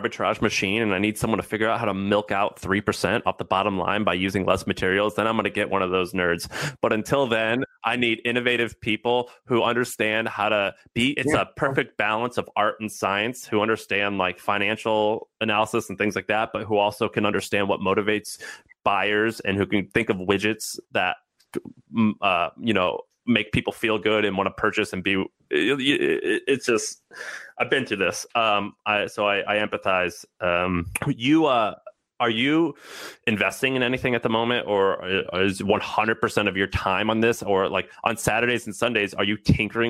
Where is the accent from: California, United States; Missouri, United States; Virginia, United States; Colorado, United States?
Missouri, United States; now in San Francisco, United States; I'm from Missouri, so I'm not from like this fancy San Francisco stuff like I live now.